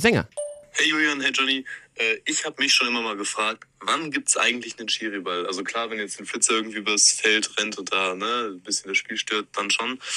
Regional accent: the Frankfurt region, Hesse, Germany; ich bin ja äh, ähm, gebürtig aus der Region, äh, lange in, in Frankfurt gewohnt

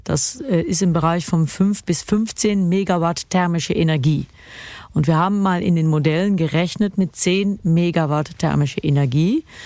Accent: Kerkrade, Limburg, Netherlands; Kerkrade die Stadt ist, wo ich geboren bin

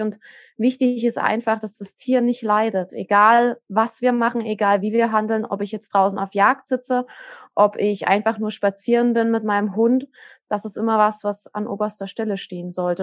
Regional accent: Saxony, Germany; bei uns in Sachsen

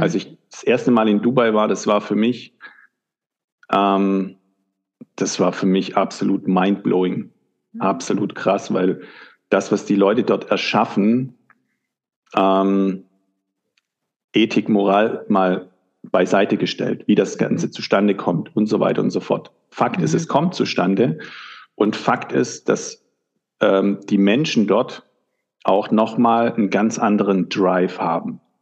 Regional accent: Germany; born or raised there

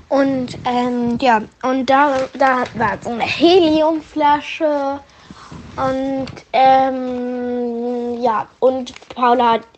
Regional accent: Frankfurt, Hesse, Germany; Aber ich komme auch eigentlich aus Frankfurt. Ich bin Frankfurterin, weil ich wurde in Frankfurt geboren.

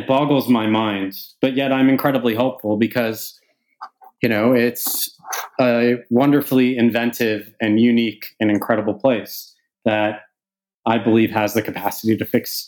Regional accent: Canada; now in United Kingdom; As a Canadian who lives in the UK, but whose business is primarily in the US

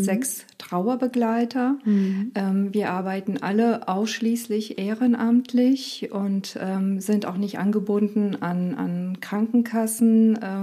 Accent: Romania; also born or lived in Rhein-Lahn, Germany; now in Germany; ich bin in Rumänien aufgewachsen

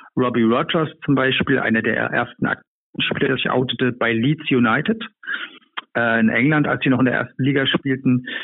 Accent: East Germany, Germany; Ich bin in der Diktatur groß geworden

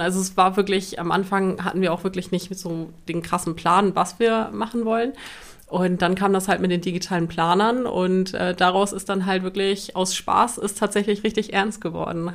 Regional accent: Cuxhaven, Lower Saxony, Germany; wir kommen aus Cuxhaven

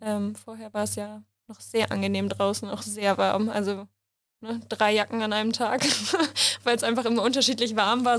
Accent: Hamburg, Germany; ich komme aus Hamburg

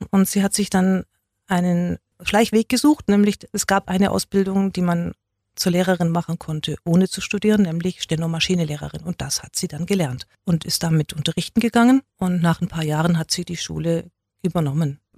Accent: Baden-Württemberg, Germany; Ich bin zwar in Nollen geboren, aber ich habe Schwäbisch von meinen Nachbarskindern gelernt. Und zu Hause durfte ich es nicht sprechen. Das heißt, ich war wirklich zweisprachig.

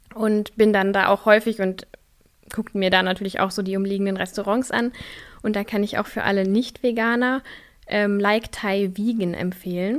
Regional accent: a village near Kassel, Hesse, Germany; also born or lived in Austria / Göttingen; now in Berlin, Germany; ich bin auf einem Dorf in der Nähe von Kassel groß geworden

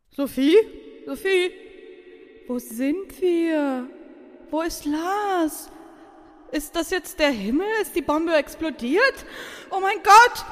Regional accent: Vorarlberg, Austria; moved away as an adult; also born or lived in Hamburg; now in Germany; Und natürlich immer noch Vorarlbergerin, so steht's im Papier

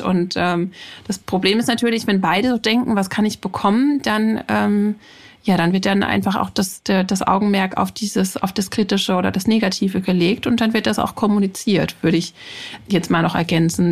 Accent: Germany; bei uns in Deutschland

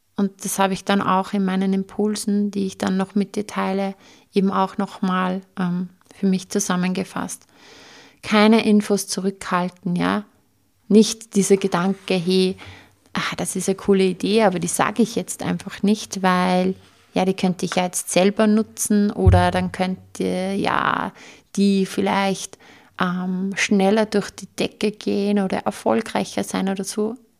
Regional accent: Austria; bei uns in Österreich

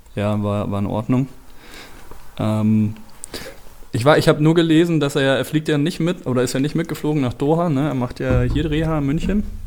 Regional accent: Belgium; ich komme eben aus Belgien

